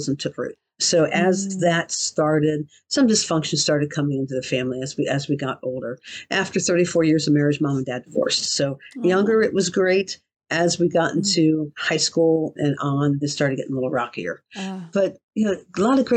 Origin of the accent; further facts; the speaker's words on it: Ohio, United States; also born or lived in Minnesota; I am born and raised in Ohio